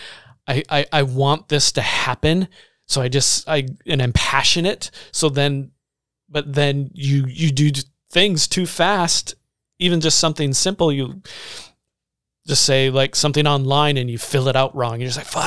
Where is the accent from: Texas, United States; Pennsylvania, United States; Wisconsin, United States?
Wisconsin, United States; Baraboo; I can remember growing up in Baraboo. We grew up on 7th Street in this little duplex.